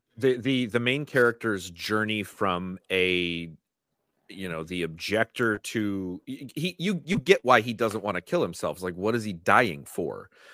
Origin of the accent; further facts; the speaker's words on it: United States; as an American